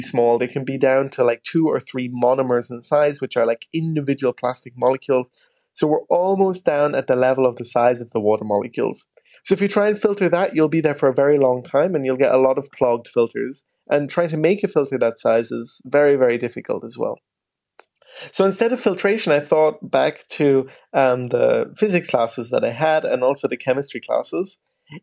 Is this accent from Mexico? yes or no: no; Ballydehob, Munster, Ireland; growing up in West Cork